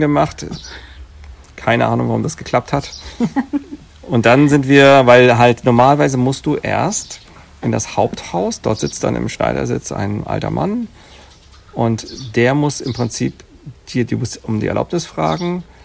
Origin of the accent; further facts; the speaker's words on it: Germany; bei uns in Deutschland